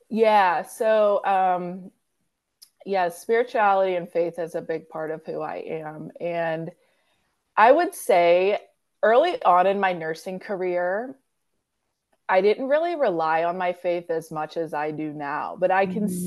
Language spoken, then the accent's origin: English; Pittsburgh, Pennsylvania, United States; I'm from Pittsburgh, Pennsylvania.